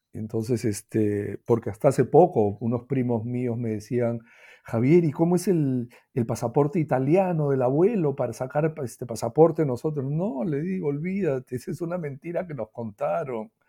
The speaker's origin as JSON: {"language": "Spanish", "country": "Peru", "said": "en el Perú no hablamos de eso"}